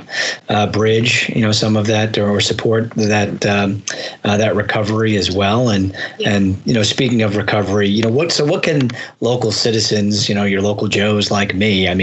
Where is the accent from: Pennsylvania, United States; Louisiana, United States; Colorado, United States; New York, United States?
New York, United States; moved away as an adult; now in Grand Rapids, United States; I'm from New York originally and moved here 12 years ago.